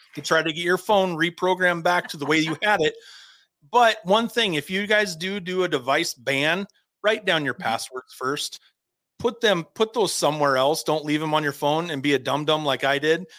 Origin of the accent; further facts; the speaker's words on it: Havre, Montana, United States; moved away; I'm from Havre, Montana. If anybody knows where Havre, Montana is, it's 30 minutes from the Canadian border, about in the middle of the state. And when okay. I was growing up, we lived outside of Havre, Montana.